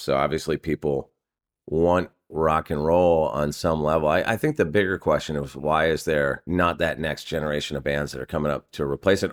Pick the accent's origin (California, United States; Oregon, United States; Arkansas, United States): California, United States; I'm from California and we don't get storms like